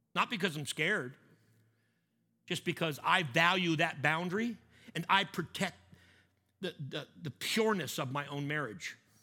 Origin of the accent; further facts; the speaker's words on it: Canada; I'm Canadian.